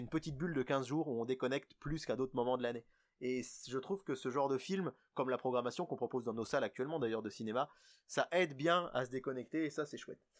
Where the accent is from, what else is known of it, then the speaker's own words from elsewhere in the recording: France; chez nous, en France